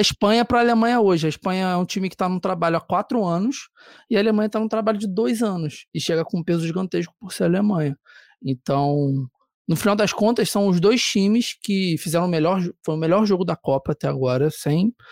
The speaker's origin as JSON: {"language": "Portuguese", "region": "Rio de Janeiro", "country": "Brazil", "also_born_or_lived": "São Paulo", "said": "eu sou do Rio"}